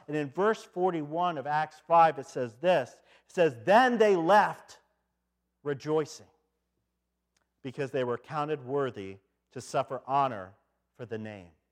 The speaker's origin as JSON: {"language": "English", "town": "Detroit", "region": "Michigan", "country": "United States", "said": "I come from Detroit"}